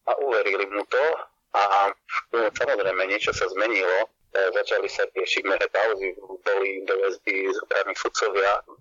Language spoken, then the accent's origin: Slovak; eastern Slovakia, Slovakia; ja som z východného Slovenska